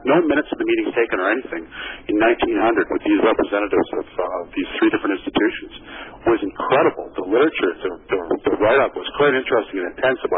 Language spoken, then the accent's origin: English; Canada; as a Canadian